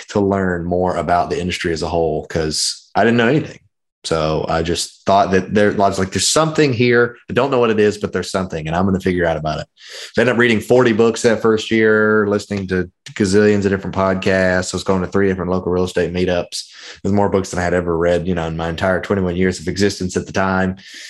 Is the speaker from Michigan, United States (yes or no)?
no; Memphis, Tennessee, United States; You could say I'm from Memphis, Tennessee. I tell everyone I'm from Memphis, Tennessee, but my dad was in the Navy for 30 years. So I am a Navy brat. We moved quite a bit, but we stayed in Memphis the longest.